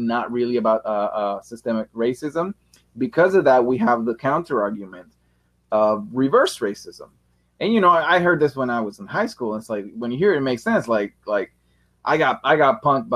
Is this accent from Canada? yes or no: no; Richmond, California, United States; I was from Richmond too